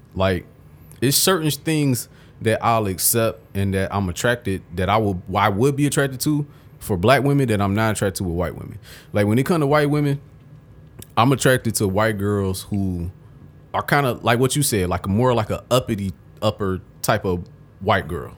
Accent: Detroit, Michigan, United States; growing up in Detroit, you think everywhere is like Detroit and it's not.

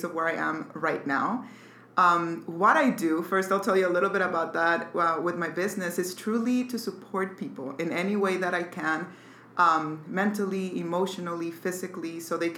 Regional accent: Mexico City, Mexico; I was born in Mexico City. My family, really, I had a really good childhood, really good people.

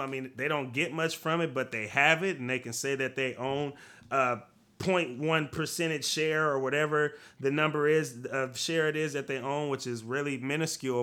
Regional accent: United States; I am an American

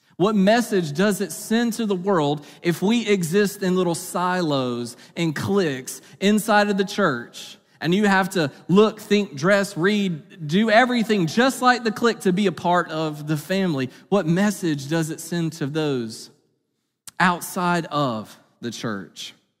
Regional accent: Eastern North Carolina, United States; I grew up in Eastern North Carolina

